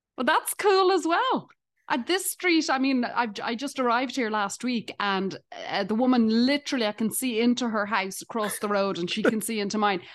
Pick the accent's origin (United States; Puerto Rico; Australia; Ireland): Ireland; accent: Irish; now in Canada; I'm Irish